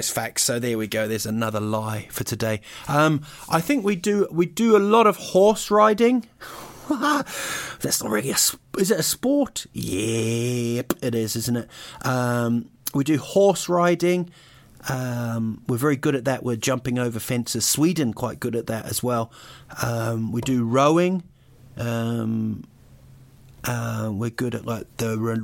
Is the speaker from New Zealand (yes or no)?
yes; New Zealand; also born or lived in United Kingdom; I was actually born in Britain, but I grew up in New Zealand